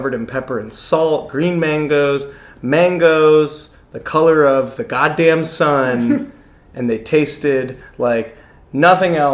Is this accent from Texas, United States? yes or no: no; New England, Connecticut, United States; moved away; also born or lived in Laos; I grew up in New England, Connecticut.